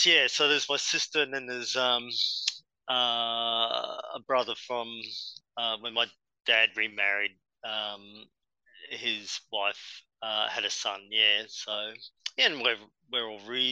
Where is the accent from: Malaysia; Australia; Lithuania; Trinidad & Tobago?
Australia; Brisbane, Queensland; I was born and bred in Brisbane.